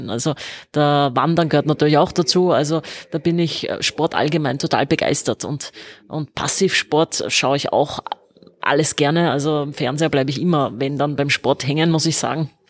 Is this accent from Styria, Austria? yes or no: no; Vienna, Austria; bin, äh, wie man so sagt, eine waschechte Wienerin. Ich bin in Wien geboren und lebe mein ganzes Leben schon in Wien.